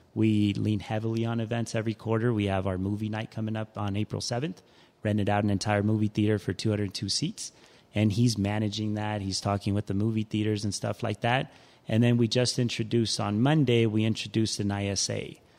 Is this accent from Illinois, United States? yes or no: no; Denver, Colorado, United States; also born or lived in Ciudad Juarez, Chihuahua, Mexico; I'm a Denver native, most will say. I've been here since I was five